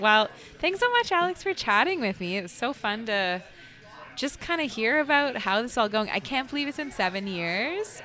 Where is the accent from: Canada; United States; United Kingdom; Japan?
Canada; Waterloo, Ontario; I grew up in Uptown Waterloo, so, or like close to Uptown Waterloo